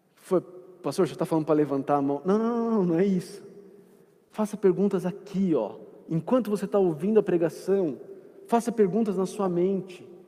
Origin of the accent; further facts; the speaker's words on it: Atibaia, São Paulo, Brazil; moved away; quando eu era menino lá em Barbacena, lá em Atibaia, eu trabalhava na Câmara de Vereadores lá da minha cidade